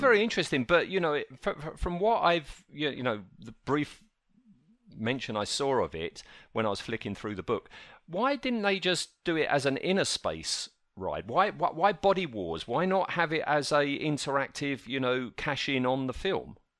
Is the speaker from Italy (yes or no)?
no; United Kingdom; We're British